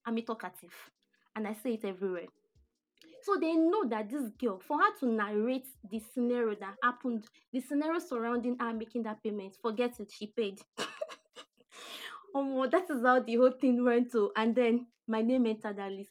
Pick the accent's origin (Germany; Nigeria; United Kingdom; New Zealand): Nigeria; Abeokuta, Ogun State; I grew up in Abeokuta here